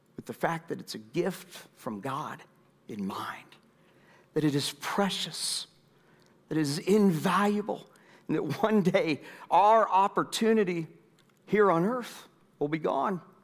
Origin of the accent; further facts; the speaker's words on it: United States; We, as American citizens